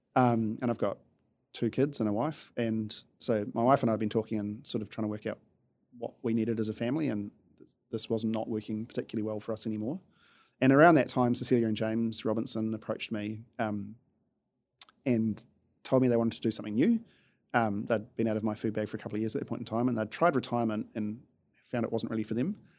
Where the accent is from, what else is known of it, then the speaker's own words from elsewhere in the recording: New Zealand; being a New Zealander is it's great from a lifestyle perspective